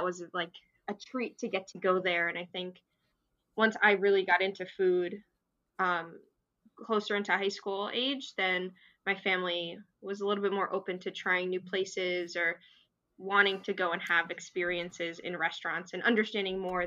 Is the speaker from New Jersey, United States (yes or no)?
yes; New Jersey, United States; I'm originally from New Jersey